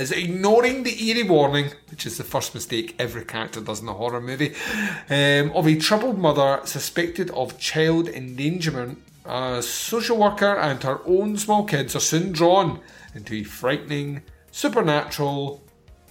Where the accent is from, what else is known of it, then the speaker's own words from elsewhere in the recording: Scotland, United Kingdom; I am Scottish